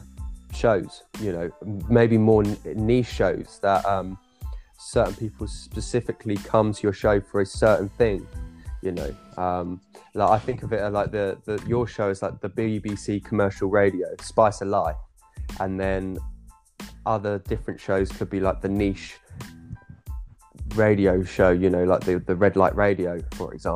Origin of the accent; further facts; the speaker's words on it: England, United Kingdom; as an English British guy